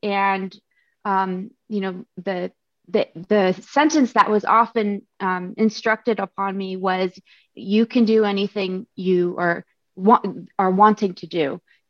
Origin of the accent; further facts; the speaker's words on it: Japan; born there; also born or lived in Arizona; I was born in Japan